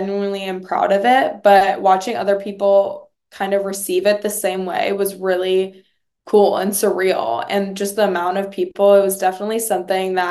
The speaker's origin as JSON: {"language": "English", "town": "New York City", "region": "New York", "country": "United States", "tie": "born or raised there", "moved": "as an adult", "said": "growing up there all my life"}